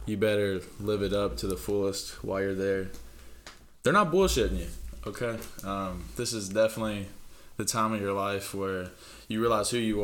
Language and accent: English; Maysville, Kentucky, United States; born and raised in Maysville, Kentucky